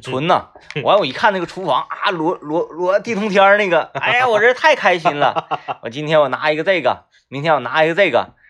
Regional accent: Baishan, Jilin, China; 我是出生在那里

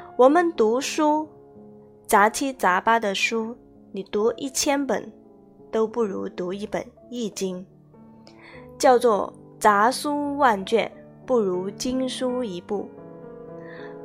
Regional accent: China; 身为中国人

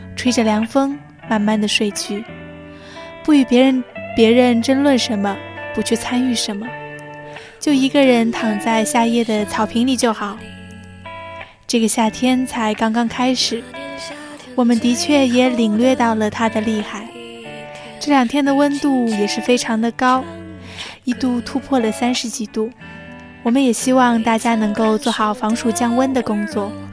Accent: China; 我们中国人

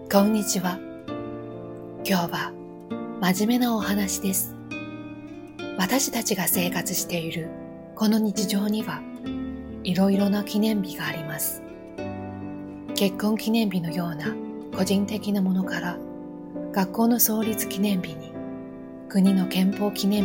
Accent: Japan; moved away; also born or lived in Beijing; 地震国と呼ばれる日本で生まれ育ったのですから

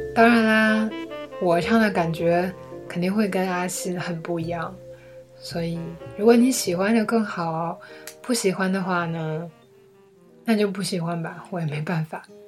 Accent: Changchun, Jilin, China; 我的家乡是长春

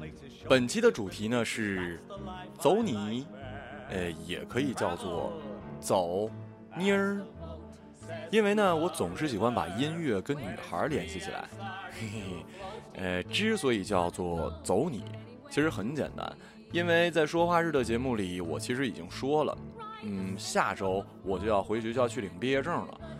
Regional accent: Changbai Mountain, Jilin, China; 它的名字叫做长白山，也就是我的家乡。

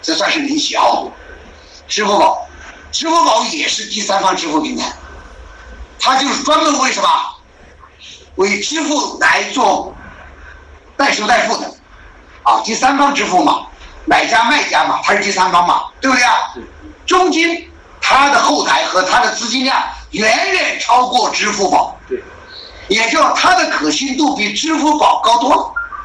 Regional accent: Hubei, China; 我们湖北人

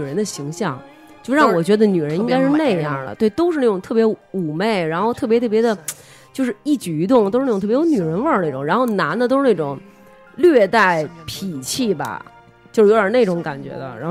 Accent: Beijing, China; 我们我们北京人特别注重这儿化音

